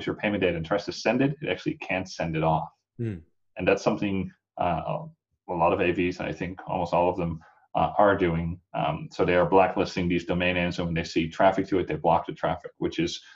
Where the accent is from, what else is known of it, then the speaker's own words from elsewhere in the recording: Netherlands; now in United States; I'm not from the U.S. originally. I'm from the Netherlands.